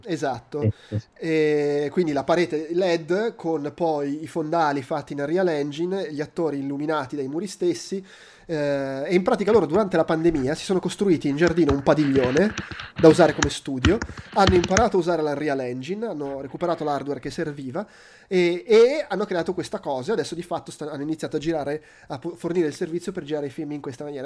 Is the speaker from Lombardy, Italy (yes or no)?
yes; Milan, Lombardy, Italy; sono di Milano